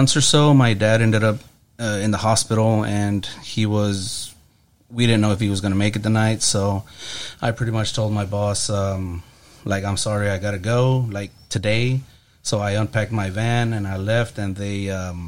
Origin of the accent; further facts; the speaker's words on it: Brownsville, Texas, United States; I'm originally from Brownsville.